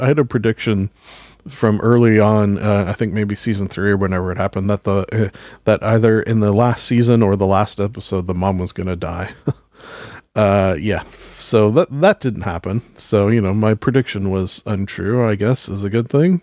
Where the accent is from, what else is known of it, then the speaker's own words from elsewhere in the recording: Canada; being Canadian